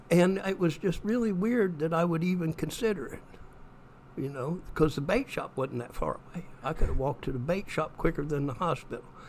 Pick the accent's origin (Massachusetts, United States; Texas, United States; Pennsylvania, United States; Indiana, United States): Indiana, United States; Straughn; I was raised in East Central Indiana